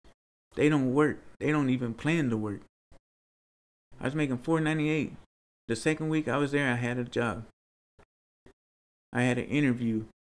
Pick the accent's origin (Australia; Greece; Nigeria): Nigeria; Oh, I'm from Nigeria. I'm a Niger.